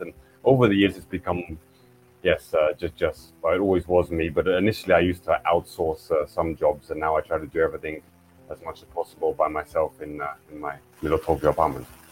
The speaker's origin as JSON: {"language": "English", "region": "England", "country": "United Kingdom", "moved": "yes", "lives_now": "Japan", "said": "I'm from England, which is an island nation"}